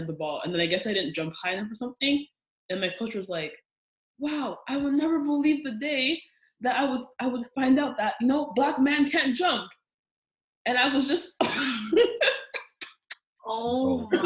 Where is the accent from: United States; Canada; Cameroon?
Canada; Brampton, Ontario; Pro-black and pro-Italian because we're from Brampton